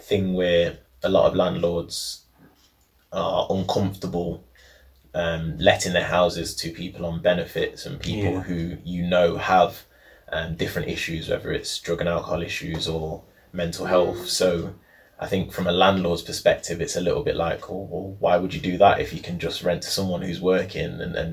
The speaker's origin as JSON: {"language": "English", "town": "Nottingham", "region": "East Midlands", "country": "United Kingdom", "tie": "born or raised there", "said": "I was born in St Anne's, Tiff was brought up in Broxtowe, so we're Nottingham through and through. We've lived there basically our whole life"}